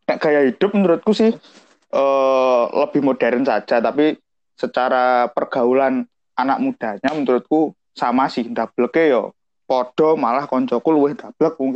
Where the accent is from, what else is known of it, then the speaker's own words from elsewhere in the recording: Indonesia; accent: Mataraman Javanese; Bedanya kalau aku karena ikut bahasa Mataraman lebih halus.